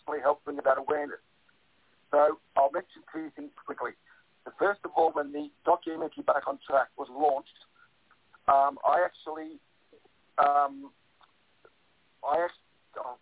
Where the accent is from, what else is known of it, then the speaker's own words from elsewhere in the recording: Melbourne, Victoria, Australia; my home state of Victoria